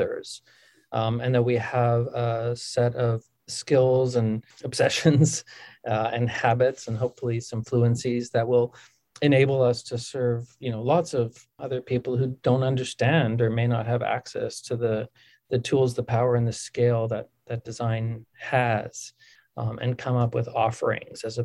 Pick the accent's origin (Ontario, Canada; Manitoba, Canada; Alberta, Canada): Manitoba, Canada; Winnipeg; moved away; growing up in Winnipeg was so formative for me